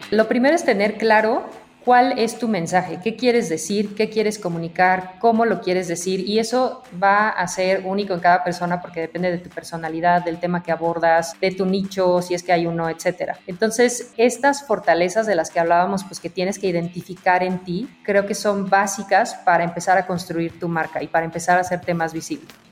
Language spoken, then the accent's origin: Spanish; Mexico; also born or lived in Belgium; me fui de México un tiempo